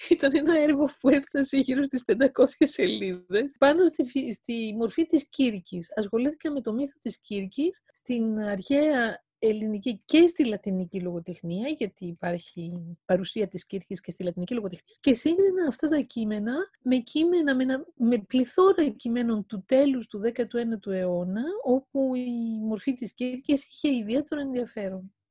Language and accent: Greek; Greece; moved away; also born or lived in Paris, France; Και όταν έφυγα από την Ελλάδα το 1981 και έφτασα στο Παρίσι